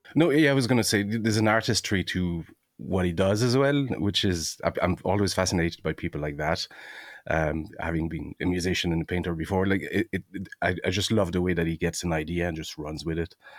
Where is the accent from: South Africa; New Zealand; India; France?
France; now in Ireland; growing up in France